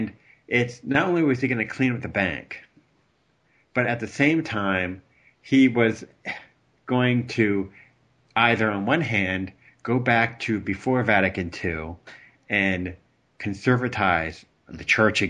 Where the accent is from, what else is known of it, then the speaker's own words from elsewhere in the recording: United States; I'm an American down here